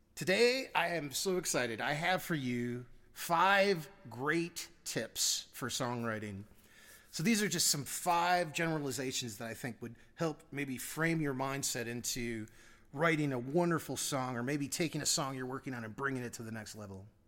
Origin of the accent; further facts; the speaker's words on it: United States; my humbling 50 years as an American